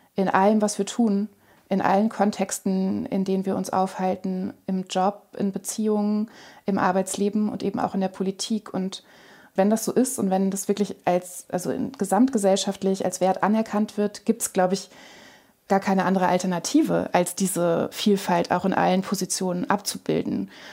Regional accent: Lower Saxony, Germany; in Niedersachsen, wo ich aufgewachsen bin

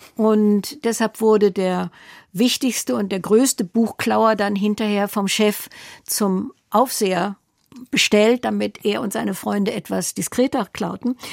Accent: Recklinghausen, North Rhine-Westphalia, Germany; moved away as an adult; also born or lived in Mülheim an der Ruhr / Barcelona; Und so blieb ich bis zu meinem 14. Lebensjahr bei ihnen in Recklinghausen

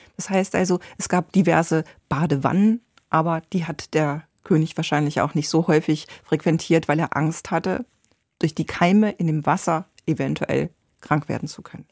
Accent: Ruhr area, North Rhine-Westphalia, Germany; now in Berlin, Germany; ich komme aus dem Ruhrgebiet

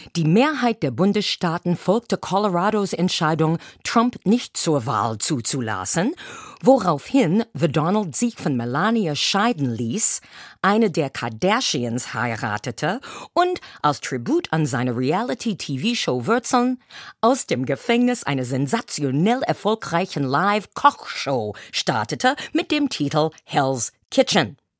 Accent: United States; now in Germany; meiner Heimat

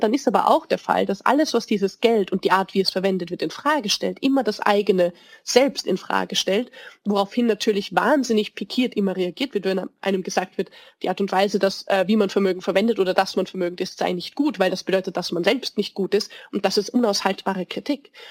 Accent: Vienna, Austria; als Wienerin

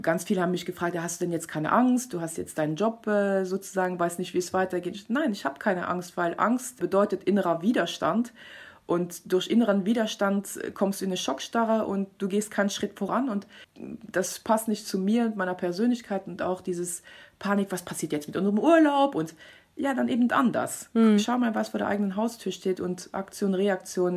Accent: Luxembourg; ich bin, wie gesagt, Luxemburgerin

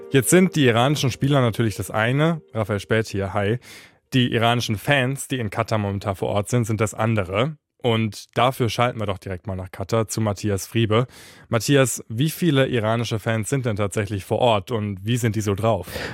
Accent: Germany; Bei uns in Deutschland

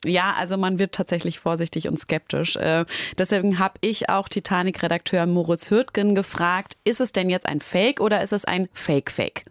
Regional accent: Essen, North Rhine-Westphalia, Germany; accent: Ruhr dialect; moved away; ich komme aus Essen

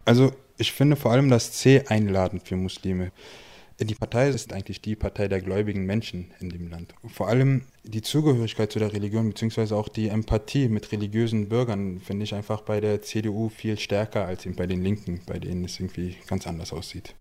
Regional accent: Berlin, Germany; in Berlin geboren, in Kreuzberg aufgewachsen

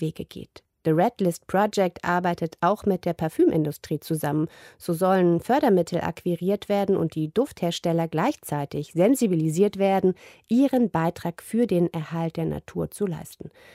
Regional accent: East Germany, Germany; als Ostdeutsche

